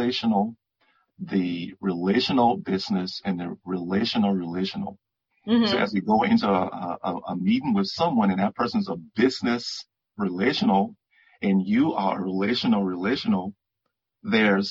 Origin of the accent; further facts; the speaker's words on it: Liberia; moved away; I was born in West Africa, Liberia